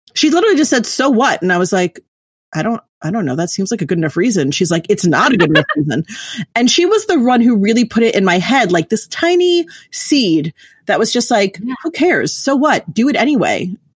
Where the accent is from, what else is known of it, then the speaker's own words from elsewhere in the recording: New York City, New York, United States; I'm originally from New York City.